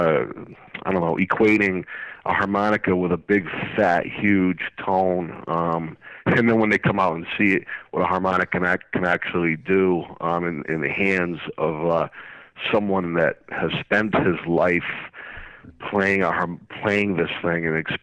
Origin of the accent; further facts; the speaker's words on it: Springfield, Massachusetts, United States; I grew up in Springfield and Forest Park.